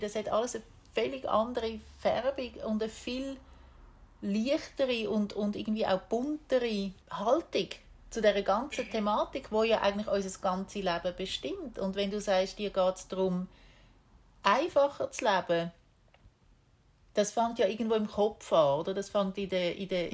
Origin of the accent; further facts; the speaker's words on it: Switzerland; moved away as an adult; ich bin keine typische Schweizerin